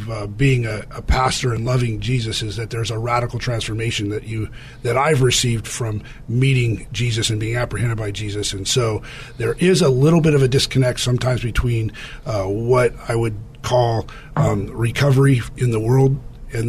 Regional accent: California, United States; I was from California, came back to California

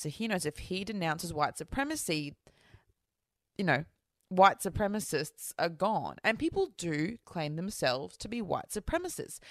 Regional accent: Australia; I'm Australian, like, we're first fleet convicts.

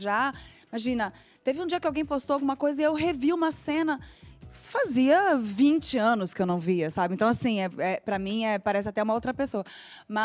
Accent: Rio de Janeiro, Brazil; moved away as an adult; also born or lived in Porto Alegre; now in São Paulo, Brazil; eu fui criada no Rio de Janeiro. Só que assim, nasci em Porto Alegre

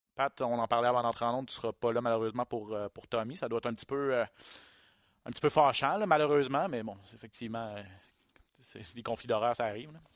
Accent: Quebec, Canada; chez nous au Québec

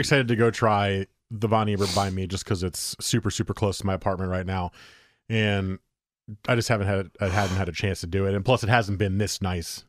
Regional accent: Beaverton, Oregon, United States; I was from Beaverton

